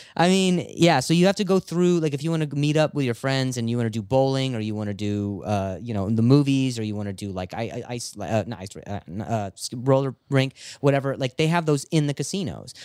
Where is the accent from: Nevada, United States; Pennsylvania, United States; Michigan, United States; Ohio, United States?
Nevada, United States; Las Vegas; moved away; also born or lived in Indiana; I was born in Indiana, and then I, I lived in Vegas for, uh, about ten years or so